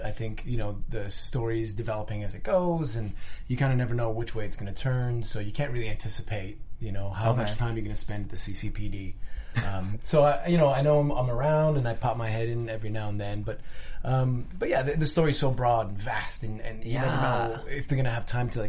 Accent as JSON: {"language": "English", "town": "Montreal", "region": "Quebec", "country": "Canada", "also_born_or_lived": "Los Angeles", "moved": "yes", "lives_now": "Vancouver, Canada", "said": "I'm from Montreal originally."}